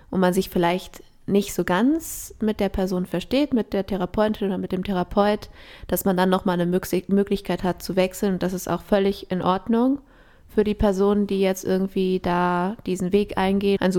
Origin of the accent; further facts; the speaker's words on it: Ecuador; aber ich bin ja in Ecuador aufgewachsen.